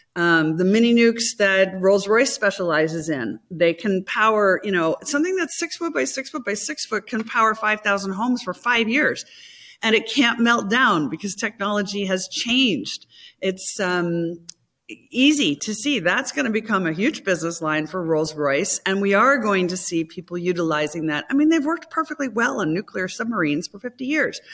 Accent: United States; as an American

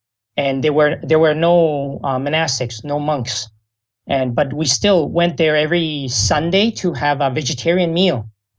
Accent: Vancouver, British Columbia, Canada; also born or lived in Taiwan; And I actually grew up in, I was born in Taiwan, but I grew up in Vancouver.

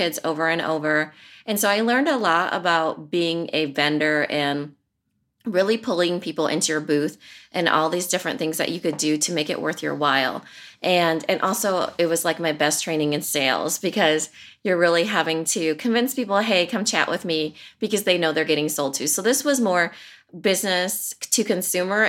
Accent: Iowa, United States; I'm from Iowa

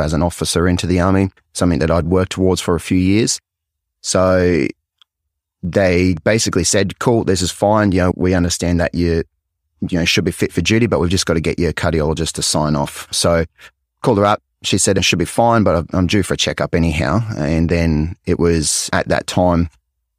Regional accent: Cairns, Queensland, Australia; So I was born up in Cairns, which is in tropical North Queensland, and it's God's country up there. It's absolutely stunning. So I spent a lot of my childhood going out fishing, camping

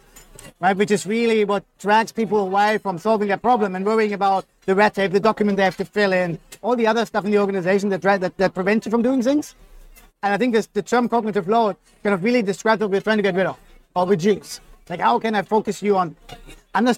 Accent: Germany; now in Australia; I'm from Germany, so very kind of structured in thinking

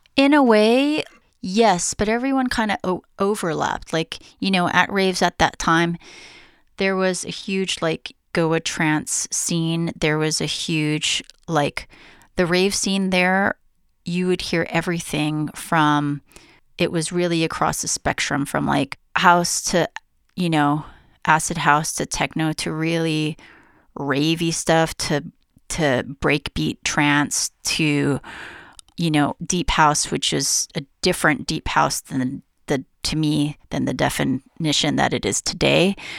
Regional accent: Honolulu, Hawaii, United States; also born or lived in San Francisco; now in New York, United States; I grew up in Honolulu, Hawaii

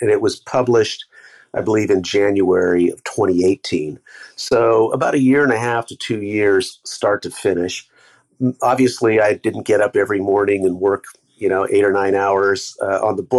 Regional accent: San Jose, California, United States; I grew up mostly in San Jose

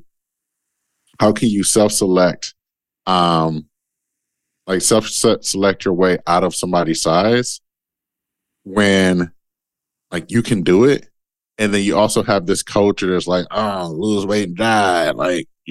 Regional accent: Detroit, Michigan, United States; I'm from Detroit. I'm a kid from Detroit

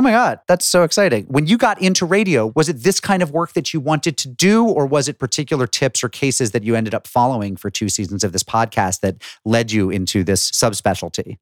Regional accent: Springfield, Massachusetts, United States; I was growing up in Springfield, Massachusetts

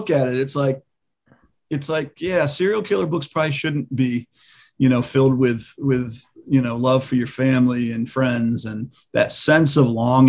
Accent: Edgewood, Maryland, United States; it'll always be my hometown

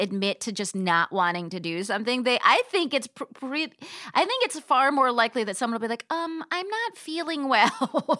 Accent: Palm Springs, California, United States; moved away; also born or lived in New York City; I'm from Southern California, I'm from Palm Springs

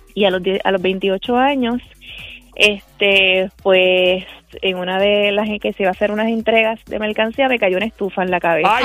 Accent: Cabo Rojo, Puerto Rico; soy del pueblo de Cabo Rojo.

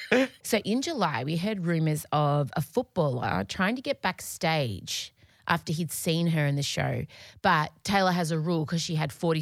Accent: Australia; accent: Australian

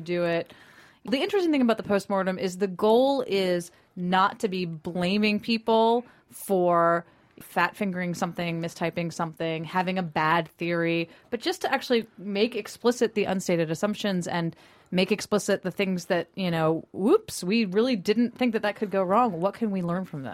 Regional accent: Tallahassee, Florida, United States; also born or lived in Washington, D.C.; I was born in D.C. but raised in Tallahassee, Florida

